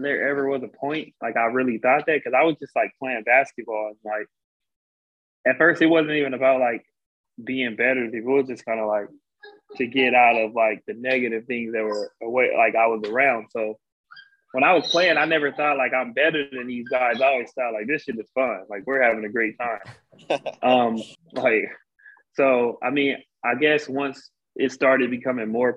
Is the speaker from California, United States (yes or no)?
yes; San Bernardino, California, United States; moved away as an adult; also born or lived in Rialto, California; I'm from San Bernardino, California. I went to high school in Rialto, California.